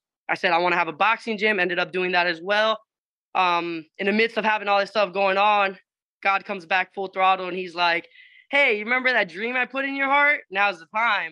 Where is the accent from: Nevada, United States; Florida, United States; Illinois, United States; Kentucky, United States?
Florida, United States; Miami; moved away as an adult; I'm actually originating from Miami. My like I said, my entire background is Puerto Rican, family's Puerto Rican, but mom said, you know, I was going to be born here for some weird reason. So she came over here, had my sister and myself. So we grew up from down here.